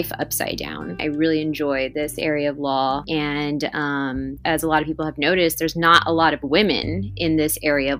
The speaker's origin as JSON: {"language": "English", "town": "Primera", "region": "Texas", "country": "United States", "tie": "born or raised there", "also_born_or_lived": "Austin, Texas / San Antonio, Texas", "said": "I was born and raised here in the Valley in Primera"}